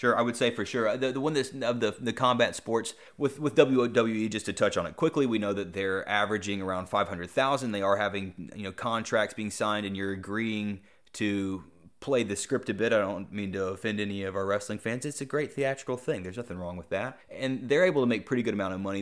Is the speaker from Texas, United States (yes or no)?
no; Greensboro, North Carolina, United States; John Isner's from my hometown